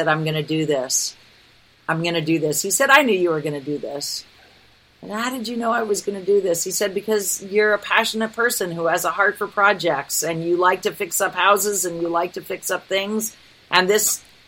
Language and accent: English; Reedsport, Oregon, United States; moved away; I went to my hometown. I don't own property there anymore. We sold my parents' house when they passed. But I go back every year. Reedsport is this weird little tiny community in the middle of nowhere on the Oregon coast